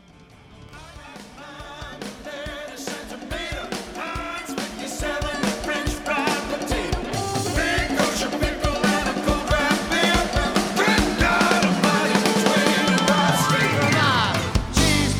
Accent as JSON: {"language": "English", "region": "Maine", "country": "United States", "tie": "born or raised there", "said": "Maine, my home state."}